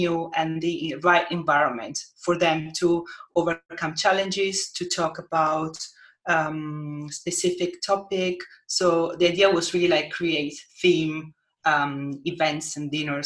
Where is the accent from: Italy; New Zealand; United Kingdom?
Italy; moved away as an adult; also born or lived in Helsinki, Finland; I decided to relocate to Italy, like to my hometown